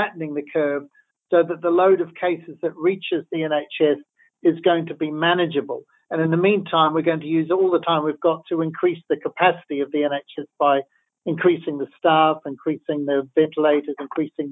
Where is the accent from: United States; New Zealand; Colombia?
New Zealand; now in United Kingdom; as a New Zealander